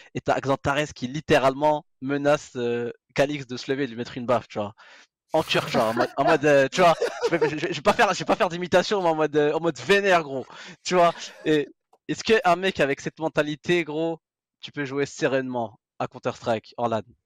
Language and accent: French; France; on est français